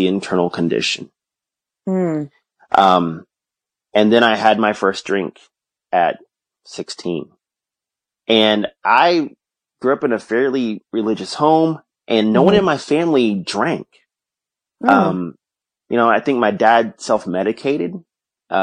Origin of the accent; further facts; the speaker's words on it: Houston, Texas, United States; now in Austin, United States; I grew up in Houston